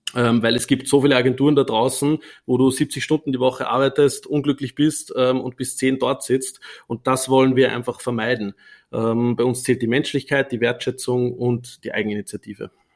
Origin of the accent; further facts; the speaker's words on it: Upper Austria, Austria; accent: Austrian dialect; now in Vienna, Austria; ich bin ursprünglich nicht aus Wien, sondern aus Oberösterreich